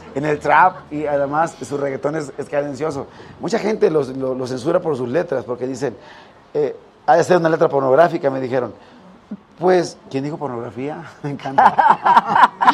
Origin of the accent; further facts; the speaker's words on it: Rosario, Sinaloa, Mexico; Yo soy de Rosario, de mi tierra